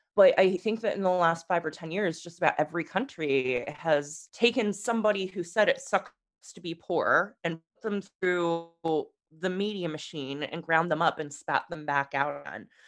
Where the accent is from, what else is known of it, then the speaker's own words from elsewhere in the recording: United States; moved away as an adult; also born or lived in England; me as an American